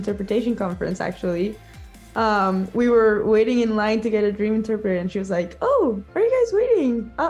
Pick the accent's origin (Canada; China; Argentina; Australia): Argentina; I'm from Argentina.